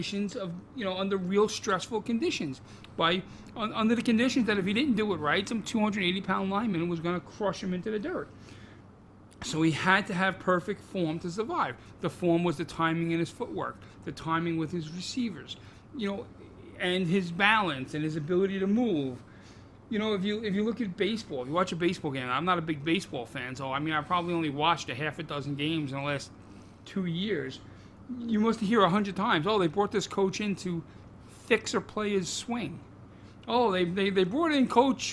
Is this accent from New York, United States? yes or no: yes; New York City, New York, United States; my island